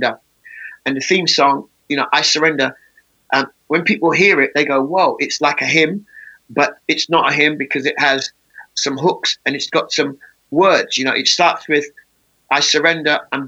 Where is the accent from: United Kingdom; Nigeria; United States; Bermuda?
United Kingdom; England; the way I speak is because I was born in England.